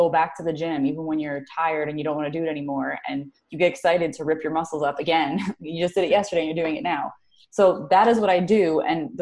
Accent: New Jersey, United States; moved away as an adult; also born or lived in Carolina; I am based out of currently New Jersey. I'm from New Jersey, but I did live in Carolina for like 10 years

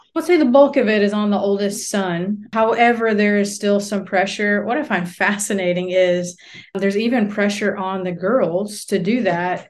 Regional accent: United States; moved away as an adult; now in South Asia; as an American

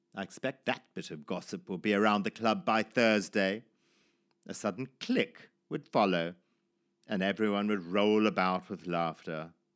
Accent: Zimbabwe; born or raised there; moved away

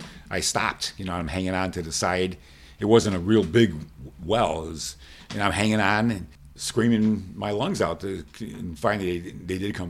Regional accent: Chicago, Illinois, United States; I'm from Chicago.

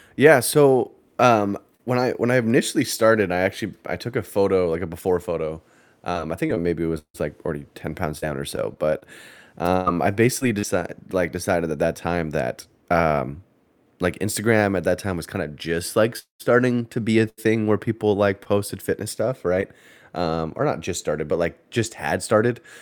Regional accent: Canada; moved away as an adult; now in United States; I'm Canadian

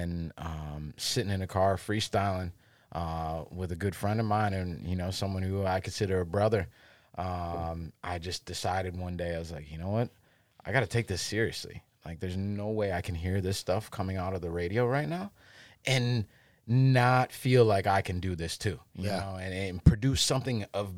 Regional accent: Cleveland, Ohio, United States; also born or lived in New Jersey; So, long way from home, but this is home. You know, I was born in there, raised here.

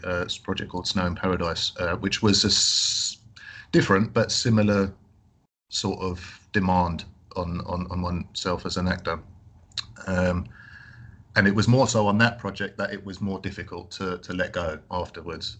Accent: London, United Kingdom; I grew up in London

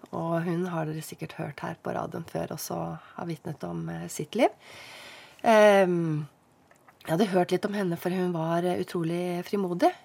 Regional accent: Oslo, Norway; moved away as an adult; also born or lived in Lørenskog / Høvåg, Lillesand; now in Lillesand, Norway; født og oppvokst der eh, med mor og far

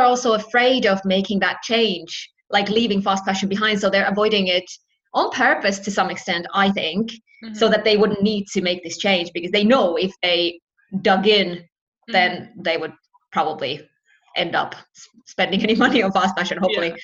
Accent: Finland; moved away as an adult; also born or lived in United Kingdom; I've lived in the UK and I'm from Finland myself

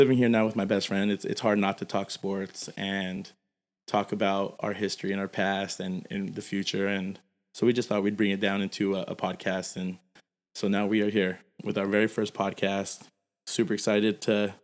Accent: Morgan Hill, California, United States; born or raised there; moved away as an adult; also born or lived in Santa Ynez Valley, California; now in Solvang, United States

